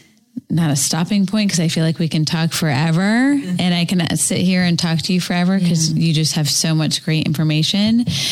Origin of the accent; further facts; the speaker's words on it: St. Petersburg, Florida, United States; St. Pete, Tampa Bay area. I was born and raised in St. Pete. So that's where my heart is.